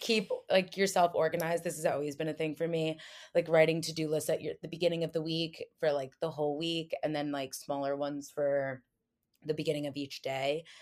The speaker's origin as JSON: {"language": "English", "region": "New Jersey", "country": "United States", "moved": "yes", "lives_now": "New York City, United States", "said": "I'm from New Jersey, but I'm currently living in New York City."}